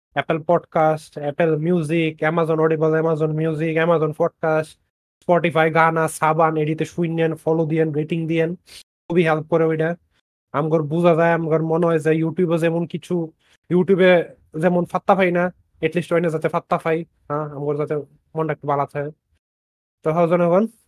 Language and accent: Bangla; Bangladesh; এই গরম দেশে জন্মাইয়া বাংলাদেশি বাফ বাংলাদেশি মার কাছে জন্মাইয়া